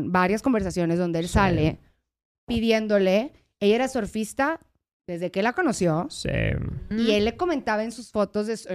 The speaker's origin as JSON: {"language": "Spanish", "region": "northern Mexico", "country": "Mexico", "said": "Pero en el norte haz de cuenta que traemos, güey, maracas."}